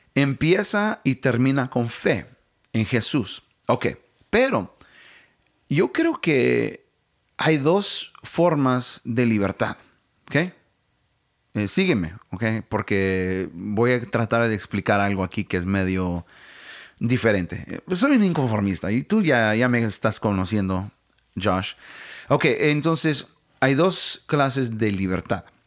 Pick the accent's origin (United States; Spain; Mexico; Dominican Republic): United States; Spanish is a second language; como americanos